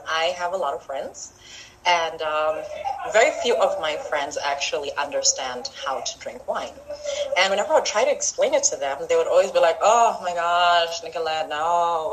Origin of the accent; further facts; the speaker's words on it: Zimbabwe; now in Botswana; I'm from Zimbabwe, but I live in Botswana, so I am African.